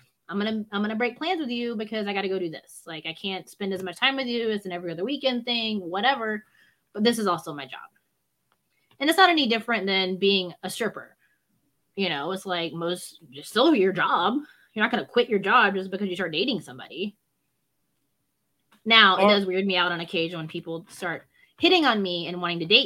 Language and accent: English; the South, United States; I grew up in the South